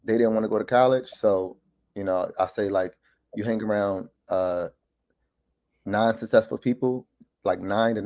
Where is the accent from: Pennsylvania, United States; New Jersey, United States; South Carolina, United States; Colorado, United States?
Pennsylvania, United States; Philadelphia; born and raised in Philadelphia, Mount Airy section of Philadelphia